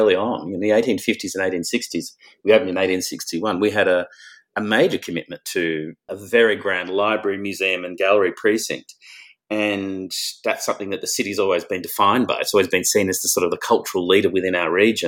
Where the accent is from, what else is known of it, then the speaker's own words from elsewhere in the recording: Melbourne, Victoria, Australia; as somebody who's grown up in this region